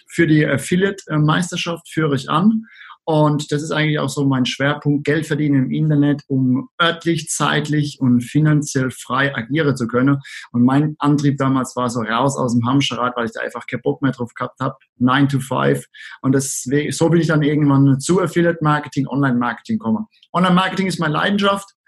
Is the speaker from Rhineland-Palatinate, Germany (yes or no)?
yes; Rhineland-Palatinate, Germany; accent: Palatinate; komme aus der schönen Südpfalz und wie es die meisten Leute wahrscheinlich jetzt schon hören, ich bin Pfälzer und das ist auch gut so.